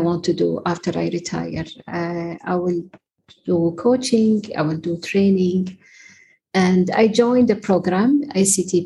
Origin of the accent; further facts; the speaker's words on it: Kuwait; moved away as an adult; now in Oman; originally I'm from Kuwait, but I'm based in Oman. I've been living there for almost 34 years now